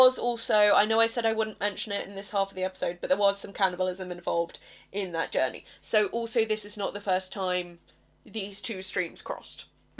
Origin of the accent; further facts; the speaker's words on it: England, United Kingdom; because I'm English.